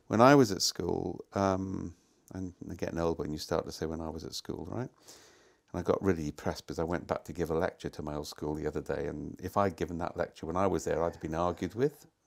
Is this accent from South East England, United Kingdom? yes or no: no; Wales, United Kingdom; moved away; I come from Wales. We have real hills there